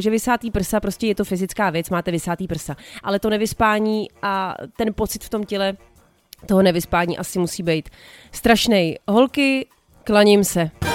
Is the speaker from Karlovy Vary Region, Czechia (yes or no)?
no; Prague, Czechia; tenkrát ještě byl Julius Meinl prostě ten obchod u nás v Řepích na sídlišti